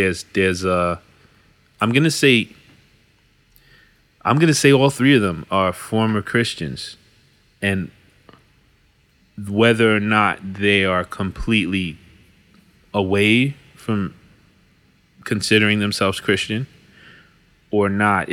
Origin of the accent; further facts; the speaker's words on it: United States; I'm an American, been here my whole life. Don't know what it's like to live anywhere else